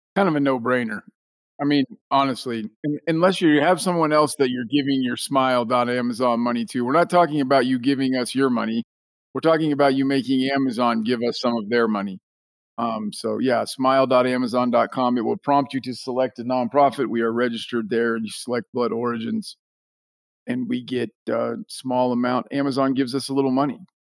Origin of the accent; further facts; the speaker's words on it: Hutchinson, Kansas, United States; my hometown of Hutchinson, Kansas